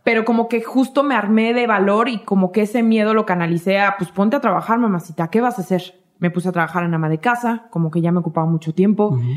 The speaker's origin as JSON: {"language": "Spanish", "region": "Michoacán", "country": "Mexico", "said": "somos de la de Michoacán"}